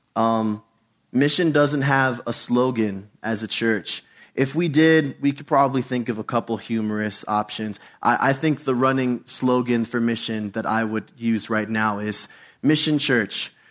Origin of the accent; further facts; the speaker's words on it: United States; Being an American in church